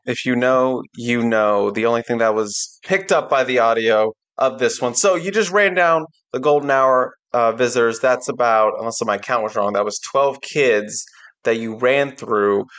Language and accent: English; Laurel, Maryland, United States; moved away; in my hometown